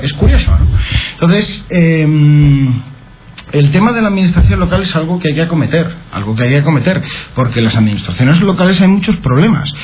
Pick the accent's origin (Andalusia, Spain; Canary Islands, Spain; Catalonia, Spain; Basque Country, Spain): Andalusia, Spain; Aracena; mi pueblo y del trabajo que hacemos pues para mejorar la vida de la gente en, Aracena